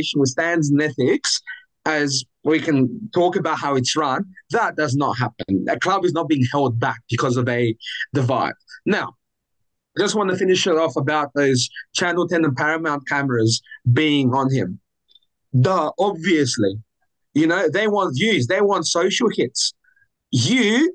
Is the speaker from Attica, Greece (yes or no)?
yes; Athens, Attica, Greece; now in Australia; I'm born and raised in Athens.